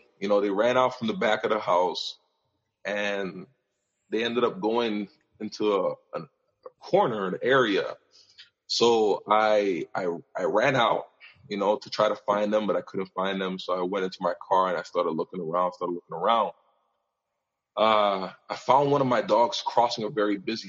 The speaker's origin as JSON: {"language": "English", "region": "New York", "country": "United States", "tie": "born or raised there", "also_born_or_lived": "Montreal, Canada / Michigan, United States / Indiana, United States", "moved": "as an adult", "lives_now": "Calgary, Canada", "said": "I was born in Montreal, but I grew up in New York and spent most of my life there"}